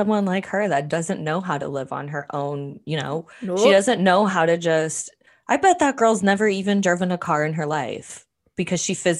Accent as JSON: {"language": "English", "country": "Canada", "said": "we're Canadians"}